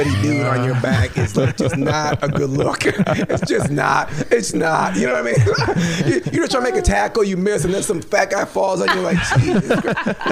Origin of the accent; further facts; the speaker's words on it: Minnesota, United States; moved away; I'm from Minnesota